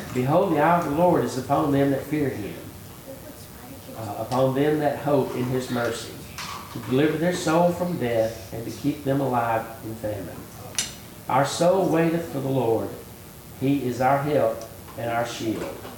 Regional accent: United States; I was born in America

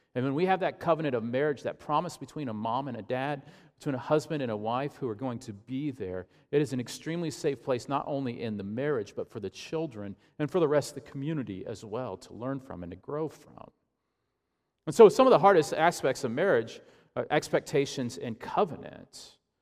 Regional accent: Ashland, Illinois, United States; my hometown, Ashland, Illinois

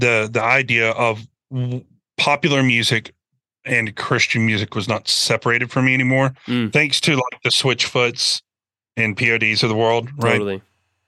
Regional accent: Birmingham, Alabama, United States; moved away as an adult; now in Nashville, United States; growing up in Birmingham

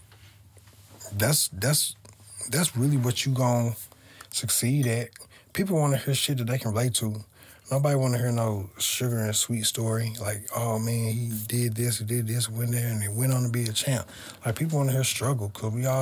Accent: St. Louis, Missouri, United States; I grew up on the North Side, too, right down the street from Matthew Dickey's

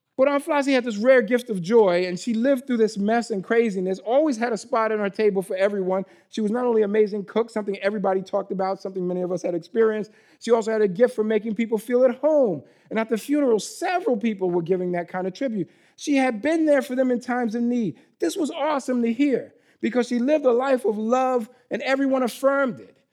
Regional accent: New York, United States; moved away; I'm from New York originally

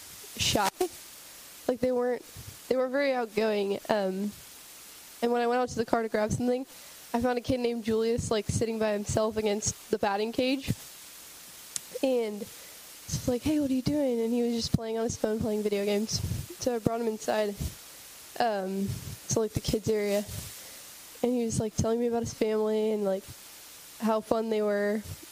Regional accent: Santa Rosa, California, United States; from California

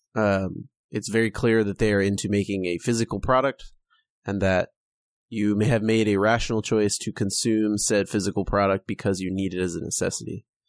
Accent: California, United States; we're from California, if you can't tell by our massive accent

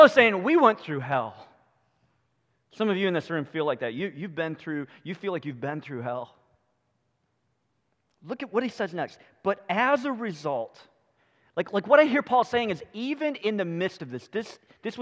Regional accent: United States; We as American Christians

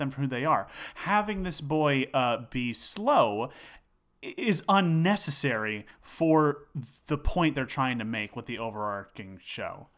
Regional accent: Succasunna, New Jersey, United States; also born or lived in Denville, New Jersey; grew up in a small town called Sucasana

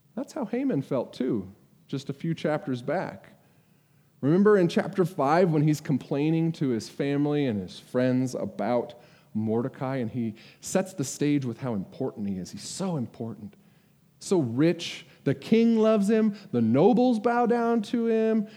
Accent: United States; I'm an American

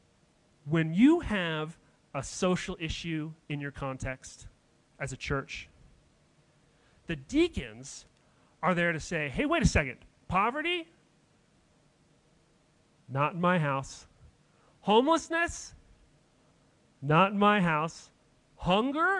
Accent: Denver, Colorado, United States; I grew up in Denver

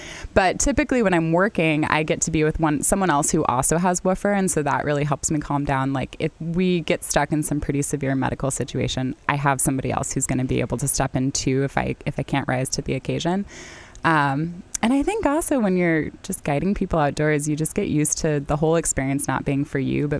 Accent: San Diego, California, United States; also born or lived in Duluth, Minnesota; now in Winona, United States; I'm not originally from the Midwest. I frequently get told I don't sound like a Midwesterner. I'm not. I'm from San Diego.

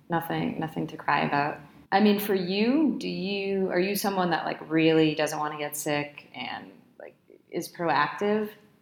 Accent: Boston, Massachusetts, United States; moved away as an adult; now in Santiago, Chile; I'm from Boston. I mean, our winters are harsh.

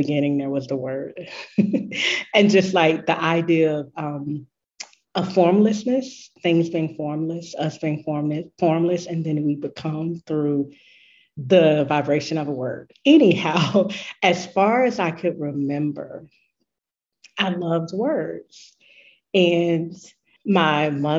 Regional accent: Gainesville, Georgia, United States; a Black woman born and raised in the South USA

